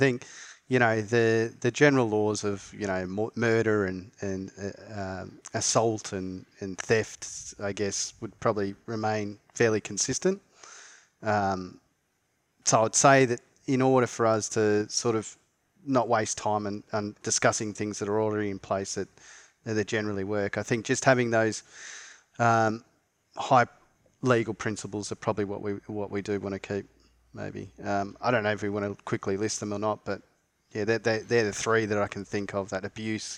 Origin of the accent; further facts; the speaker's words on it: Australia; We're both Australian